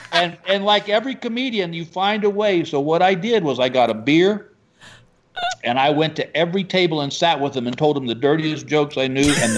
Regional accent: Texas, United States; dude, I'm from Texas.

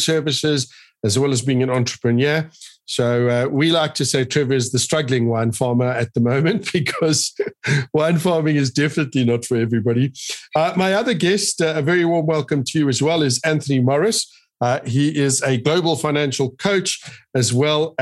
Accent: South Africa; we are passionate South Africans. We love this country.

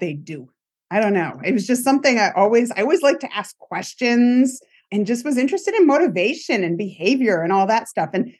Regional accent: Rhode Island, United States; now in New York, United States; I grew up in Rhode Island

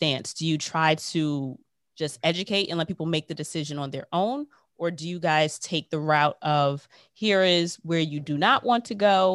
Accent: United States; accent: American; I'm American

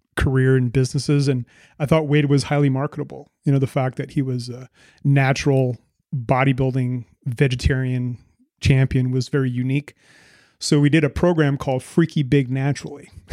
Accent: Moncton, New Brunswick, Canada; moved away as an adult; also born or lived in Vancouver; We're both from the East Coast of Canada, Moncton, New Brunswick.

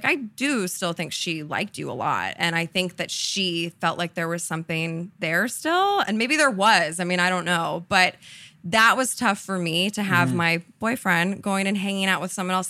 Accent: Colorado, United States; born there; also born or lived in Connecticut / Illinois; So I'm not from Laguna Beach. I was born in Colorado. I lived in Connecticut, a suburb of Chicago. So I was kind of all over. I was always the new girl.

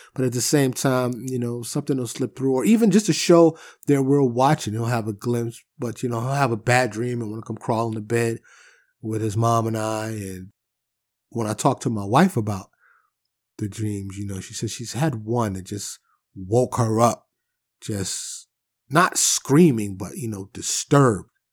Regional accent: New York City, New York, United States; growing up in Harlem and the Bronx, living in the projects

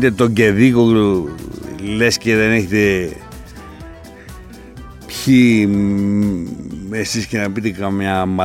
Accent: Larissa, Thessaly, Greece; Στον Τίνευο μεγάλωσα, στη Λάρισα μεγάλωσα, στα κοριά μεγάλωσα και τα λένε κατευθείαν.

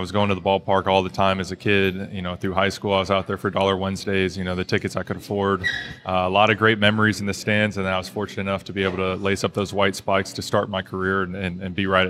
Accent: Oakland, California, United States; So growing up in the Bay Area, I played baseball in an all-black league down at Greenman Field in East Oakland.

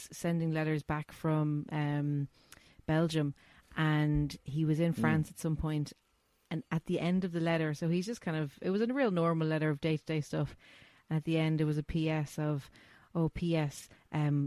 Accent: Dublin, Leinster, Ireland; I'm from Dublin.

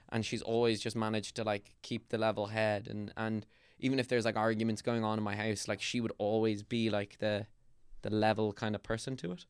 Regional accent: Ireland; We're not English, man. We're Irish

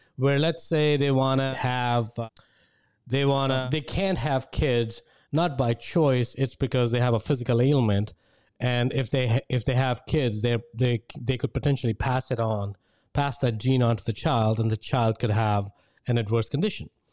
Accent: India; moved away as an adult; I grew up in India

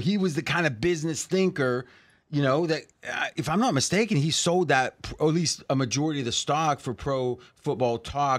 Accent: Ohio, United States; moved away; I would have probably still said I was from Ohio.

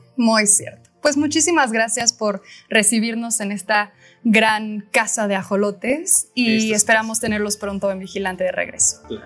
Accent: Mexico; Parte de nuestro patrimonio, ¿no? Como mexicanos

